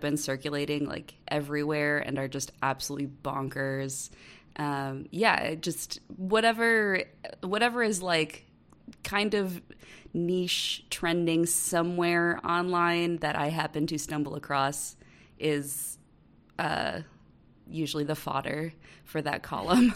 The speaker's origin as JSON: {"language": "English", "region": "Wisconsin", "country": "United States", "tie": "born or raised there", "moved": "as an adult", "lives_now": "Kansas City, United States", "said": "I'm born and bred Midwest. I'm originally from Wisconsin, but I live in Kansas City."}